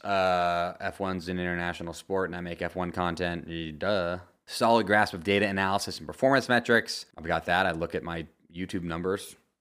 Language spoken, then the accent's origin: English; United States; as an American